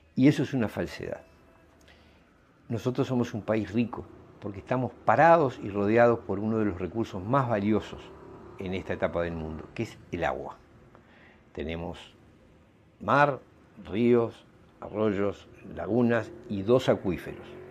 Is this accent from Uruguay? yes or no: yes; Uruguay; ciudadanos uruguayos